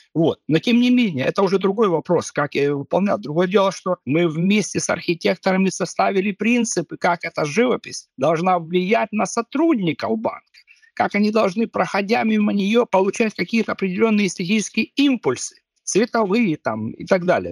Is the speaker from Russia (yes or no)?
no; Kharkiv, Kharkiv Oblast, Ukraine; moved away as an adult; now in Viborg, Denmark; я вырос в Харькове.